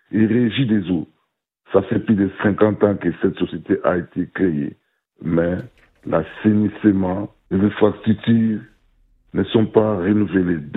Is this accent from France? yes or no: no; DR Congo; chez nous, à la République démocratique du Congo